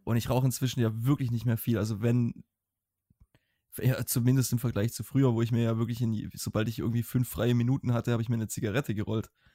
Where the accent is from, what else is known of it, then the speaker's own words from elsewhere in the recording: Swabia, Baden-Württemberg, Germany; accent: Swabian; ich schwäbel immer noch, aber ich, ich persönlich habe das Gefühl, dass mein schwäbischer Akzent im Deutschen um einiges besser geworden ist